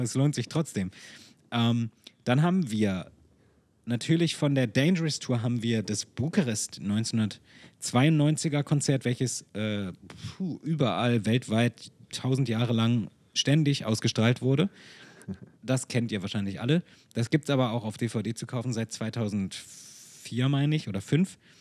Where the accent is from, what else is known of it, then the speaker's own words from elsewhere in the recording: Hanover, Lower Saxony, Germany; Hannover 1988, weil meine Eltern da waren und weil ich, weil es meine Heimat ist und ich dort auch geboren wurde